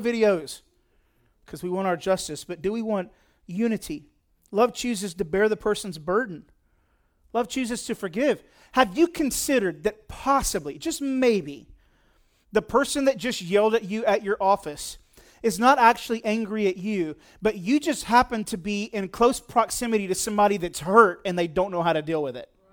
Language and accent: English; United States; I'm an American